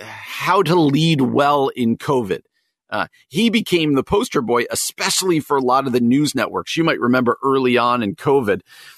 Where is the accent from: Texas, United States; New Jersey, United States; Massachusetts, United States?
New Jersey, United States; well-known governor of New York when I was growing up in New Jersey